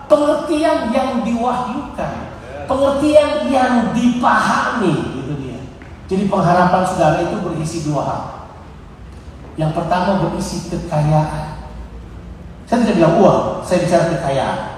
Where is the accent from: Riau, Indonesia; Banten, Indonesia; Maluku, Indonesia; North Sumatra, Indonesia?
Maluku, Indonesia; Ambon; Saya besar di Ambon, Di Camp Ambon. Dan di Camp Ambon kita rusak masih muda banget ya